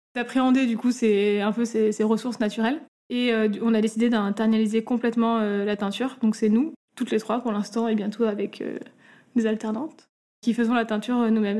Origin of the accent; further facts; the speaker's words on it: Grenoble, Auvergne-Rhône-Alpes, France; moved away as an adult; also born or lived in Paris; now in Marseille, France; D'origine, on est grenobloise